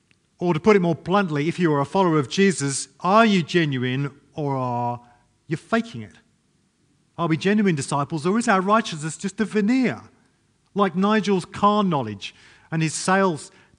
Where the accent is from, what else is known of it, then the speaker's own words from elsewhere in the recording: England, United Kingdom; moved away; I'm English